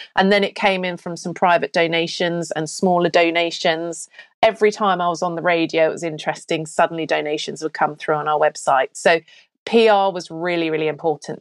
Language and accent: English; Australia; moved away as an adult; also born or lived in Cotswolds, England / Melbourne, Australia; now in United Kingdom; So I'm British-born, lived here till I was ten, and we emigrated to Australia. Then I came back at twenty-two.